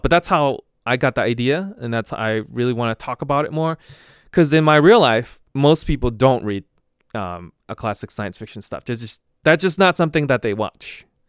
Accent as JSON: {"language": "English", "town": "Boston", "region": "Massachusetts", "country": "United States", "said": "I'm from Boston area"}